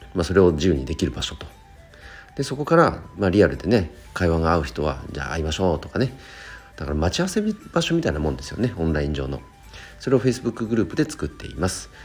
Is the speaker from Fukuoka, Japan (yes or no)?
no; Chikuma, Nagano, Japan; 僕の地元で言うと、なん、えーと、長野県千曲市というところで、あとは旧神山田町という